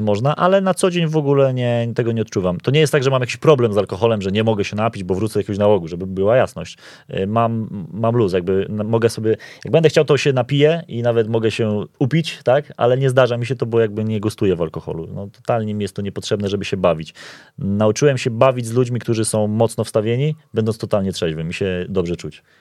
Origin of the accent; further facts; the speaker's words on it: Poland; jestem z Polski